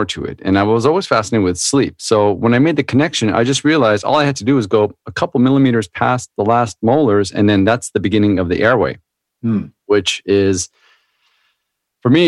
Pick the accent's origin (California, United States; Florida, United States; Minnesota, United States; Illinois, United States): California, United States; Anaheim; I grew up in Orange County down in California, next to Disneyland, Anaheim